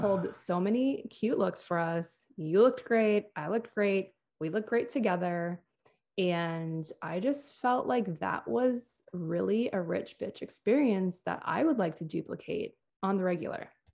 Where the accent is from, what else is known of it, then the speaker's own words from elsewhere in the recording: Minneapolis, Minnesota, United States; moved away; my hometown of Minneapolis